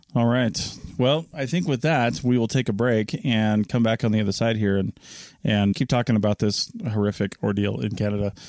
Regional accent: Washington, United States; I grew up in Washington State.

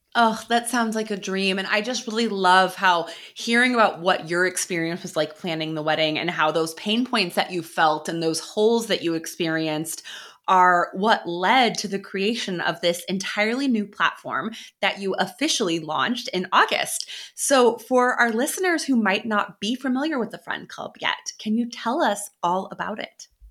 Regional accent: Midwest, United States; moved away; I am from the Midwest originally

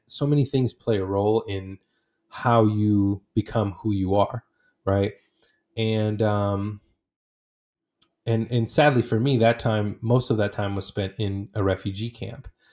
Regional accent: Portland, Oregon, United States; also born or lived in Iraq / Saudi Arabia; I grew up in the Northwest, so in, in Portland

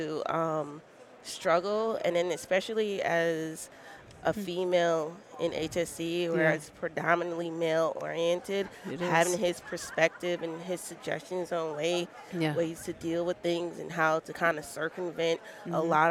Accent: Barbados; now in Houston, United States; I'm originally from Barbados, but I currently live in Houston, Texas

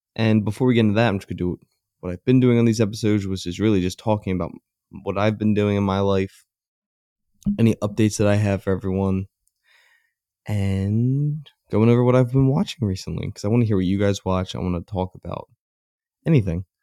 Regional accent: Philadelphia, Pennsylvania, United States; I'm a Philadelphian

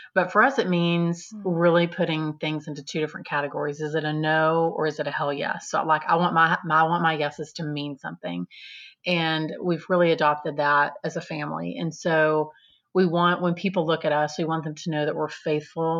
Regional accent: Texas, United States; also born or lived in Austin, Texas; I'm a Texan

